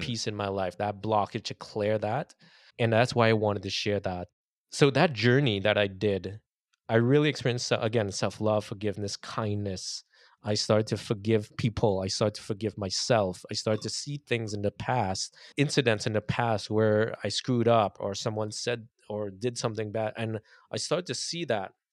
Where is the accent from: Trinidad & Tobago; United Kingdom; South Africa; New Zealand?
Trinidad & Tobago; moved away as an adult; now in United States; growing up in Trinidad